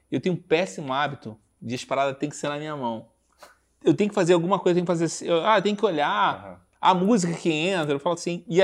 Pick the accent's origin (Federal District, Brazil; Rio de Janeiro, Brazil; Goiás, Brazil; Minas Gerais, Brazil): Rio de Janeiro, Brazil; Cara, eu vim do Rio. Então, é muita coisa na coxa, cara.